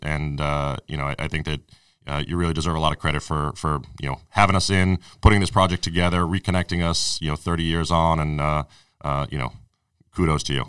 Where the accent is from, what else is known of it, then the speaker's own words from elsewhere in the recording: Arlington, Massachusetts, United States; also born or lived in New York / Watertown; basically lived in Arlington my whole life, other than, you know, I spent three years down in New